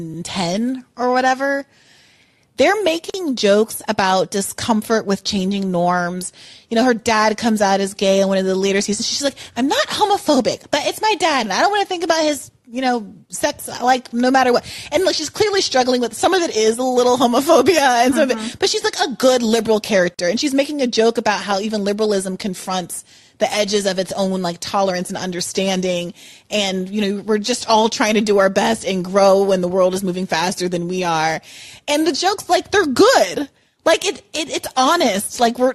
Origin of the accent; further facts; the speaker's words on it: United States; as an American growing up in those environments, it was so exhausting to have to listen to that all the time.